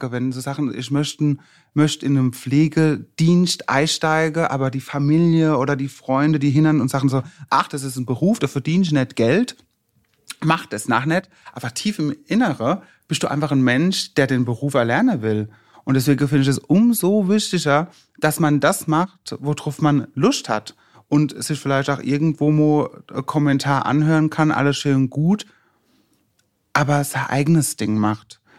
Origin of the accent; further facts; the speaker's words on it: Worms, Rhineland-Palatinate, Germany; Ich bin in meiner Heimat in Worms und freue mich mega, heute hier zu sein